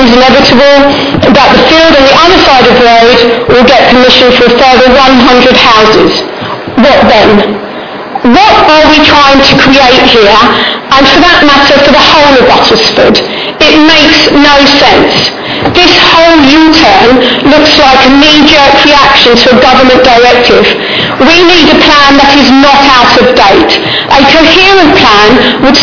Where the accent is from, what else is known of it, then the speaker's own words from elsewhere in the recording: Takeley, East of England, United Kingdom; also born or lived in Bishop's Stortford / Saffron Walden; now in Great Canfield, United Kingdom; I've lived in the area all my life, 49 years. I grew up in Tapley